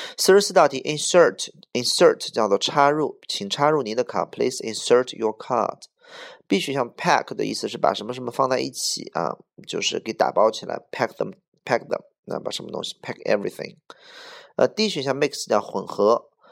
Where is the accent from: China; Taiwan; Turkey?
China; Beijing; 我是土生土长的北京人